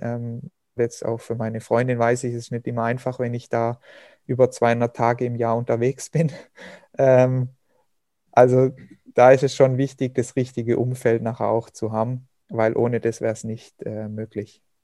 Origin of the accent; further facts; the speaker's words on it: Hochschwarzwald, Baden-Württemberg, Germany; meine Heimat, den Hochschwarzwald